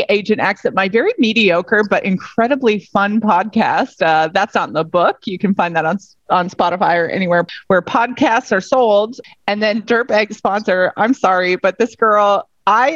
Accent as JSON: {"language": "English", "country": "United States", "moved": "yes", "lives_now": "Australia", "said": "as an American"}